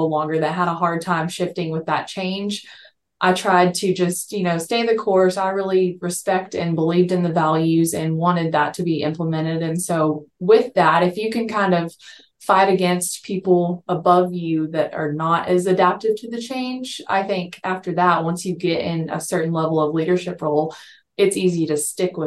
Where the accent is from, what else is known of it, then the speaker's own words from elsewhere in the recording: Texas, United States; moved away as an adult; also born or lived in Colorado; I born and raised in Texas. I moved away to Colorado for a little bit